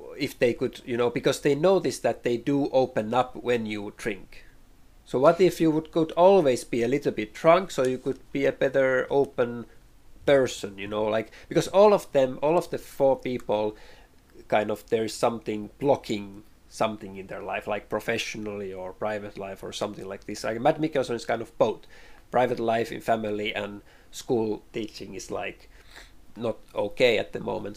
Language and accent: English; Finland; English is a second language; growing up in Finland